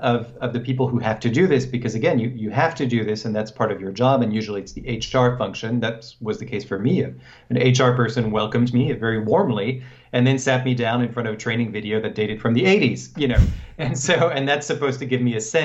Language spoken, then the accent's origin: English; France; moved away as an adult; also born or lived in Hong Kong; now in United States; I was born in France, and I grew up there, and my mother is American, so then I moved to the U.S.